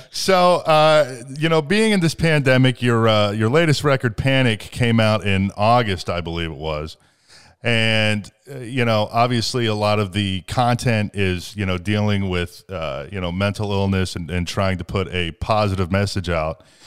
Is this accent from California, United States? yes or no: no; Ohio, United States; born or raised there